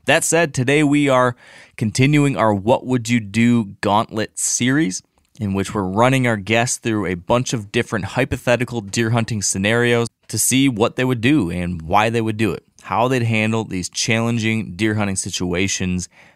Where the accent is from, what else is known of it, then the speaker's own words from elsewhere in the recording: Michigan, United States; my home state of Michigan